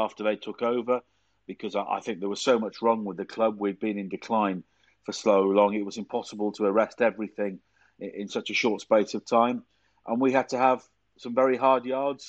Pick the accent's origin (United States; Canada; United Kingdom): United Kingdom; Chester, North West England; And I was brought up in Chester.